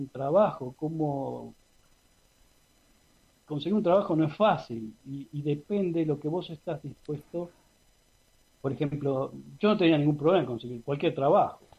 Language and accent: Spanish; Argentina; now in Canada; O sea, yo soy ciudadano canadiense, pero también soy ciudadano argentino.